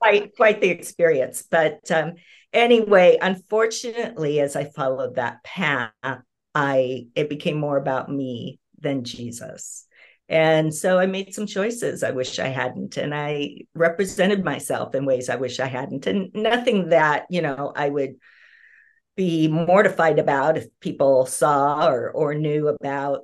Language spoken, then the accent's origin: English; Southern California, United States; moved away as an adult; now in Pacific Northwest, United States; I'm originally a Southern California girl